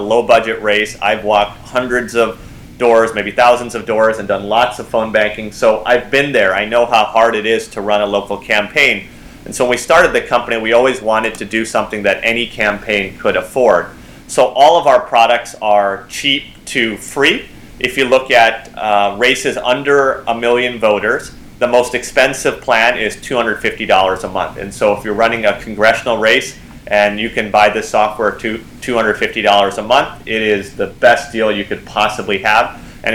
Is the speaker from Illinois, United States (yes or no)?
yes; Libertyville, Illinois, United States; moved away; also born or lived in Lake Forest, Illinois / Aurora, Illinois / California; my home state is Illinois. That's where I grew up